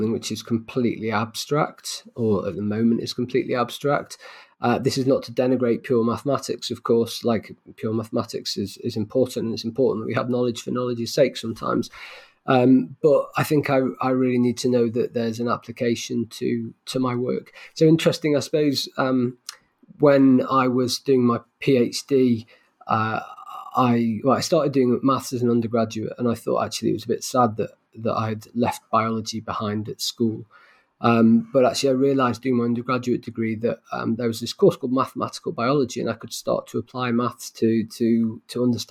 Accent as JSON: {"language": "English", "town": "Manchester", "region": "North West England", "country": "United Kingdom", "tie": "born or raised there", "said": "Manchester, my hometown"}